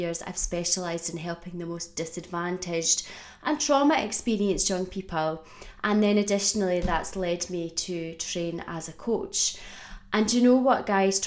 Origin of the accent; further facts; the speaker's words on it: Scotland, United Kingdom; also born or lived in Australia; I was born in Australia. And when I was about 5 years old, we decided as a family to move to Scotland.